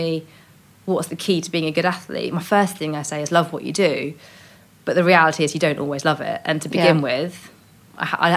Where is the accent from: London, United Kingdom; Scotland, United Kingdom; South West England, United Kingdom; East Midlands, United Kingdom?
South West England, United Kingdom; Cornwall; I grew up in Cornwall